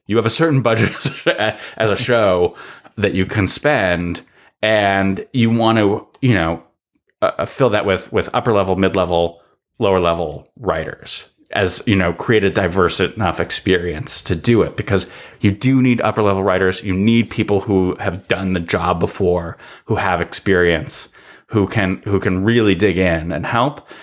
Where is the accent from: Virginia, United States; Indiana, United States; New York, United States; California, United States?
California, United States; Los Angeles; also born or lived in Sherman Oaks; I'm a guy who grew up in the mean streets of Encino, in the San Fernando Valley